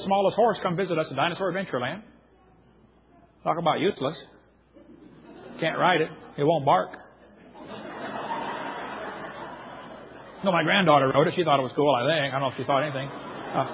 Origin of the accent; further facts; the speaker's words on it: Illinois, United States; I grew up in Illinois, corn country